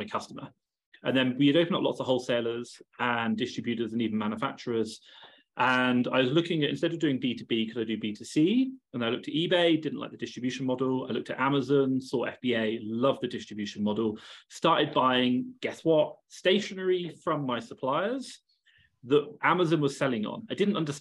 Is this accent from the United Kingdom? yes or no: yes; England, United Kingdom; So I'm English. You can probably tell by the accent. I have that going for me. I grew up in England.